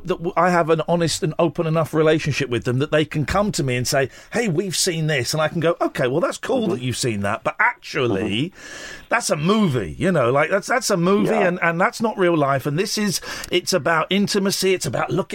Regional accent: United Kingdom; we're British

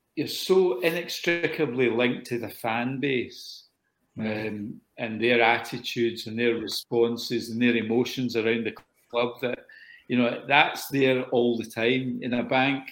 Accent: Scotland, United Kingdom; I'm a Scotsman

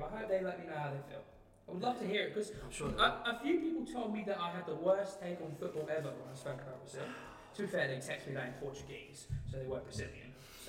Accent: England, United Kingdom

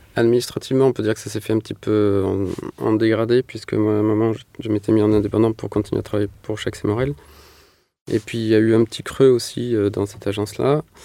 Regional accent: Manosque, Provence-Alpes-Côte d'Azur, France; also born or lived in Marseille; j'ai grandi en Provence, dans une petite ville qui s'appelle Manosque

